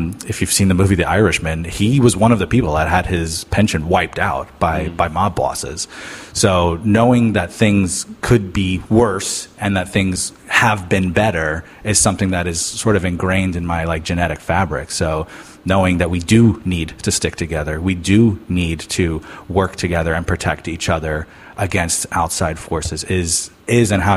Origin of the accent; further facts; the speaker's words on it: New York, United States; also born or lived in Florida; now in St. Petersburg, United States; I am from New York, so my family has like a huge tradition of, you know, we've all been Teamsters